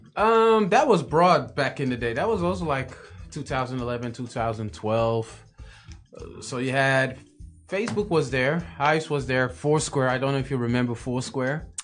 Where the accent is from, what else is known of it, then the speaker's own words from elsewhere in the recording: Amsterdam, North Holland, Netherlands; Born in Amsterdam, born and raised in Amsterdam